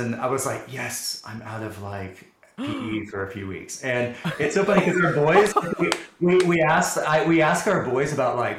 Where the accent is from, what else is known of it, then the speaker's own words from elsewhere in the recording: Dallas, Texas, United States; I grew up in the Dallas area in a suburb here in Dallas